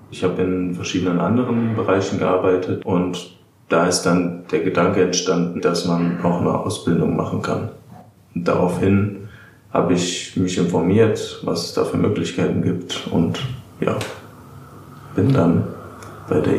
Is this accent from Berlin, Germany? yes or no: no; Darmstadt, Hesse, Germany; Ich komme aus Darmstadt, ich bin 28 Jahre